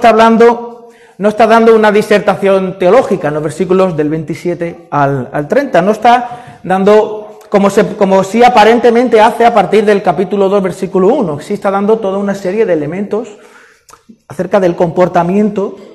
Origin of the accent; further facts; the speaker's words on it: Sanlúcar de Barrameda, Andalusia, Spain; also born or lived in Madrid; Es que yo nací en Madrid. Ah, entonces tú eres madrileño. No, yo me considero sanluqueño. Los sanluqueños nacen donde quieren, ¿no?